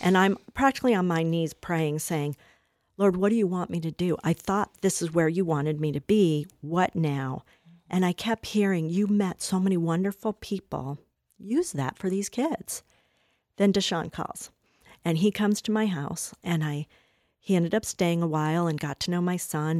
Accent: Colorado, United States; also born or lived in Washington, D.C.; I'm from Colorado

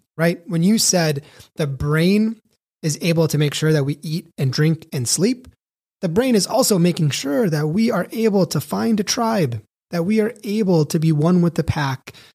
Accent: Chicago, Illinois, United States; moved away as an adult; also born or lived in Elko, Nevada; I had to move from my hometown of Chicago, Illinois, population twelve million, to a place called Elko, Nevada

